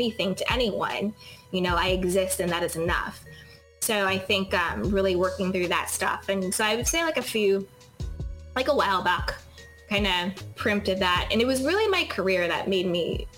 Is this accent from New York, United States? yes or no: yes; New York, United States; moved away as an adult; now in Los Angeles, United States; I grew up in New York, and then I moved to LA.